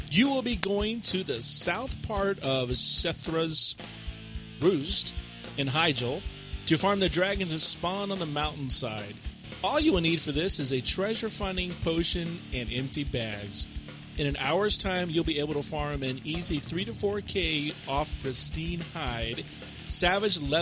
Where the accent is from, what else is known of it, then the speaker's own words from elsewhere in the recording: Vancouver, British Columbia, Canada; Uh, Vancouver, BC.